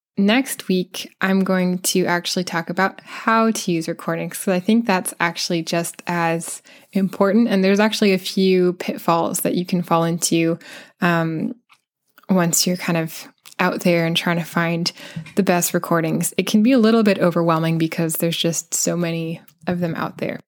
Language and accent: English; United States; accent: American; that's the accent that I have